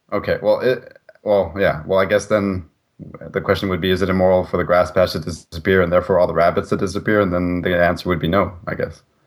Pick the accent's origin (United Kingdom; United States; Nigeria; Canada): Canada; being a Canadian citizen